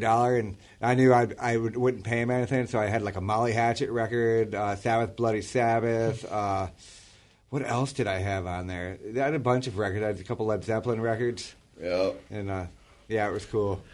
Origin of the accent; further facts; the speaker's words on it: Cleveland, Ohio, United States; moved away; I'm from Cleveland